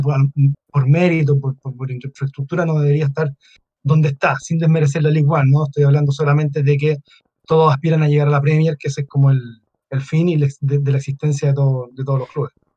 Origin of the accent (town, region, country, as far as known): Chile